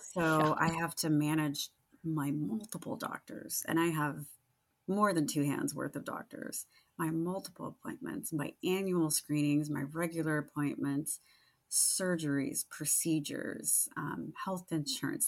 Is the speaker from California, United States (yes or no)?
yes; Sacramento, California, United States; Sacramento, and that's my hometown